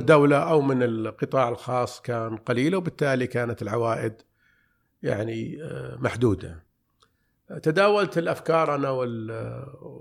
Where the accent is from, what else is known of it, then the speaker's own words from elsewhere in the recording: Riyadh, Riyadh Province, Saudi Arabia; من مواليد الرياض عام 1377 يعني 1958 نشأت في في بالرياض